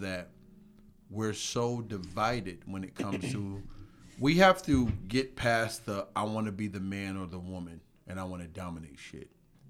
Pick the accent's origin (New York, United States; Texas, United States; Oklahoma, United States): New York, United States; Rochester; I'm from Rochester, love it to death, Flower City, stand up